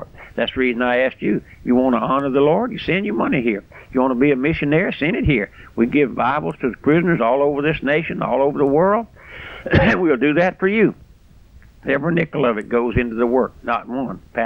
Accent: South Louisiana, United States; I'm just an old country boy raised out here in South Louisiana on a strawberry patch.

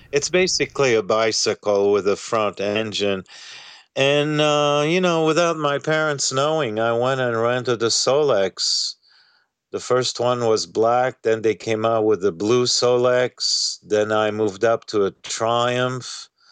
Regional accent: France; moved away as an adult; also born or lived in Egypt / Uganda / Switzerland; I was born and raised in France

